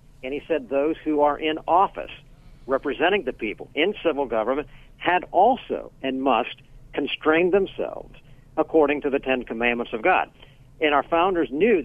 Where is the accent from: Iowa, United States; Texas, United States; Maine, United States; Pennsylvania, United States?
Pennsylvania, United States; I'm from Pennsylvania, I'm calling from there now